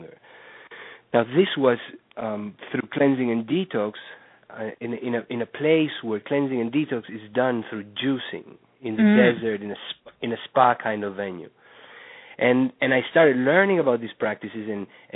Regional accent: Uruguay; moved away as an adult; also born or lived in New York; I was born in Uruguay where I grew up and went to medical school

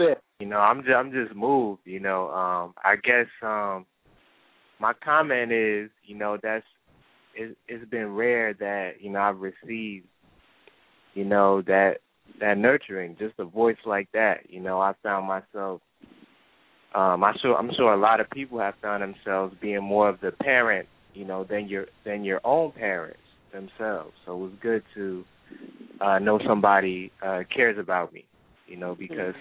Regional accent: New Jersey, United States; I'm a young brother from NJ.

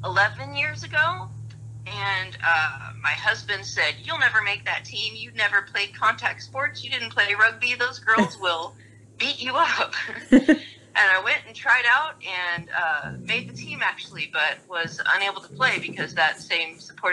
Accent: Midwest, United States; moved away as an adult; now in Dallas, United States; I grew up in the Midwest in a small town

